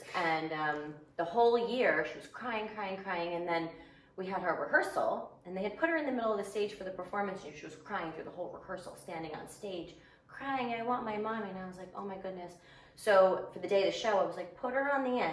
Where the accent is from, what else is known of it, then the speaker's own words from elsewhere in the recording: New Jersey, United States; moved away as an adult; now in Los Angeles, United States; we are originally from the East Coast. Right, okay. New Jersey? Yeah, New Jersey.